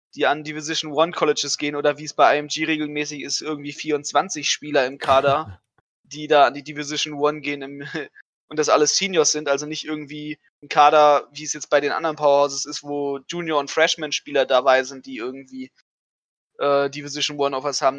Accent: Germany; bei uns in Deutschland

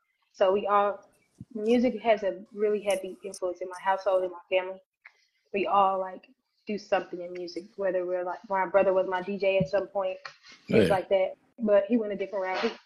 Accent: Louisville, Kentucky, United States; also born or lived in Chicago, Illinois; I am from Chicago, but I was raised in Louisville

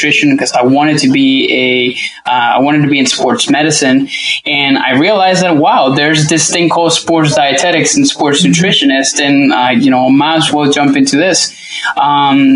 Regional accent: Venezuela; English is a second language; moved away as an adult; also born or lived in Indiana; now in United States; I'm originally from Venezuela. I actually grew up there my whole entire life up until I was closer to 18 years old.

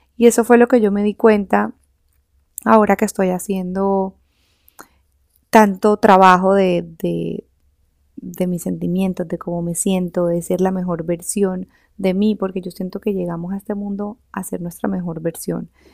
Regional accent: Barranquilla, Atlántico, Colombia; also born or lived in Switzerland; terminé otra vez aquí, en, en Barranquilla, de donde yo soy

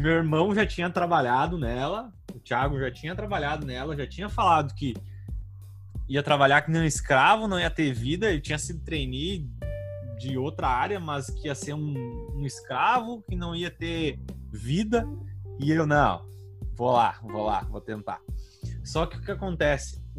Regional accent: Rio Grande do Sul, Brazil; eu sou do Rio Grande do Sul também

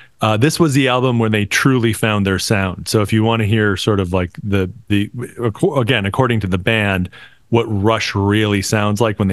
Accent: Buffalo, New York, United States; We grew up in Buffalo

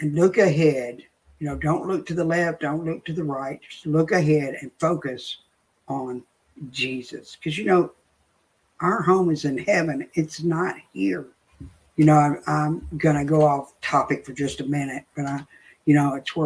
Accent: the South, United States; I'm from the South, so I say y'all

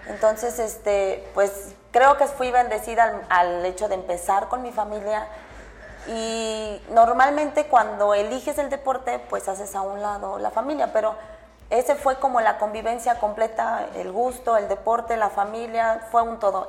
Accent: Irapuato, Guanajuato, Mexico; en Irapuato es de donde yo soy

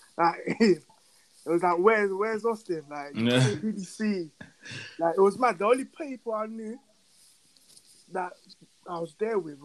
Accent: London, United Kingdom; I'm from South London

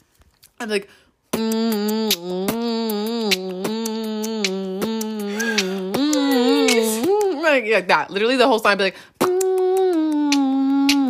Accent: Halifax, Nova Scotia, Canada; moved away; we're both from Halifax.

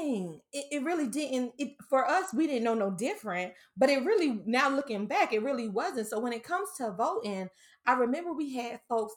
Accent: Lumberton, United States; that's my hood story. Shout out to Lumberton

